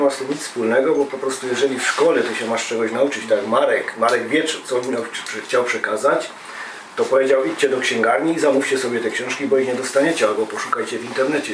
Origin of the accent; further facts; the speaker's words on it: Silesian Voivodeship, Poland; my ze Śląska